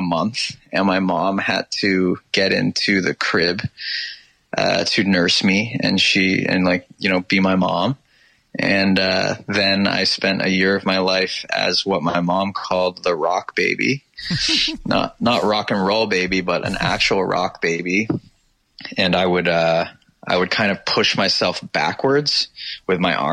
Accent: Toronto, Ontario, Canada; also born or lived in England; I grew up in the east end of Toronto

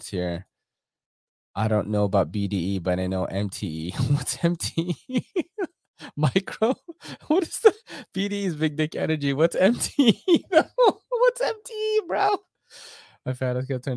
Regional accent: New York City, New York, United States; growing up in New York City

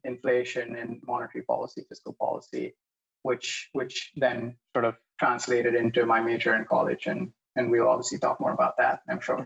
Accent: India; moved away as an adult; also born or lived in San Francisco, United States; now in New York, United States; I was born and raised in India. Grew up here. Uh, went to high school here.

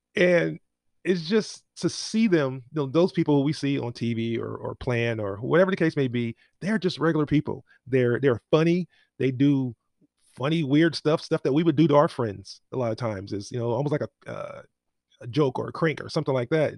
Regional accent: Inglewood, California, United States; I grew up in Inglewood

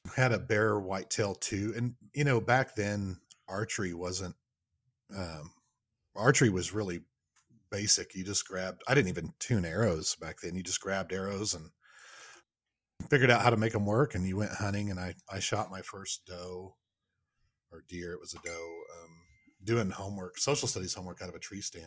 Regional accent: Oklahoma, United States; moved away as an adult; also born or lived in Michigan; now in Kansas City, United States; I'm originally from Oklahoma

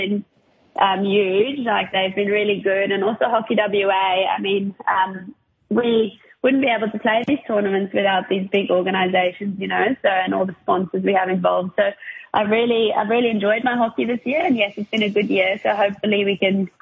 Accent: South Africa; moved away as an adult; also born or lived in United Kingdom; now in Perth, Australia; growing up in South Africa, there was a big sporting country

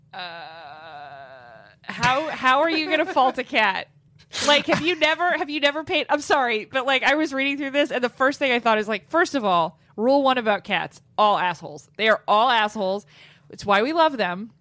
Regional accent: Los Angeles, California, United States; That's where I grew up. My hometown

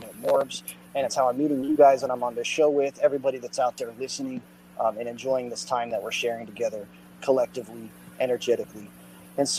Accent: Austin, Texas, United States; also born or lived in Dallas, Texas; I'm an artist from Austin, Texas, originally, and I live in the Dallas area now

